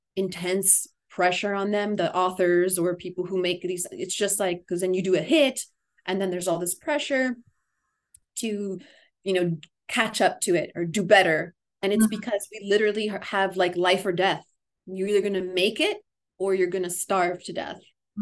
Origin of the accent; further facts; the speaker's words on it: Miami, Florida, United States; moved away as an adult; now in Asheville, United States; the Miami community after I've been away cuz I I live now in Asheville for the last almost 7 years. And um going to be heading back and starting to grow some roots back in my hometown